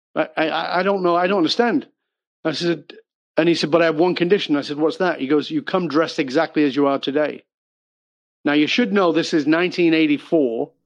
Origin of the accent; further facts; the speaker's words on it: Salford, North West England, United Kingdom; moved away; I was born in Northern England. Um, I've been gone for more than 40 years, so I've been gone much longer than I ever lived there. But I was born in abject poverty